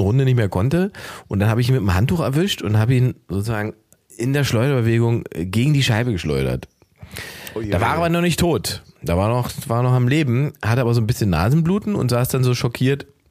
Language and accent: German; Germany; Wir sind 80 ja. Millionen Deutsche